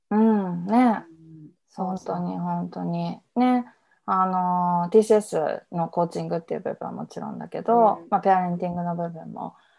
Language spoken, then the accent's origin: Japanese; Iwaki, Fukushima, Japan; 福島県のいわき市っていう田舎出身